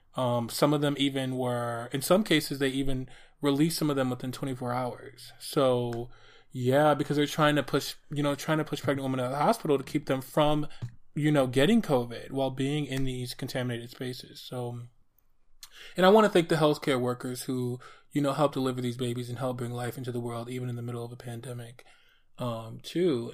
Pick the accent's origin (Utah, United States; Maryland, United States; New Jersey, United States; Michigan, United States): Michigan, United States; Detroit; also born or lived in New York City; my hometown here of Detroit